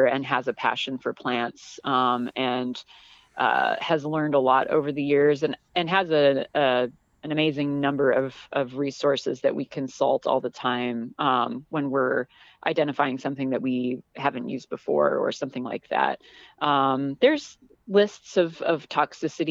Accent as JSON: {"language": "English", "region": "Southern California", "country": "United States", "tie": "born or raised there", "moved": "as an adult", "said": "I grew up in Southern California"}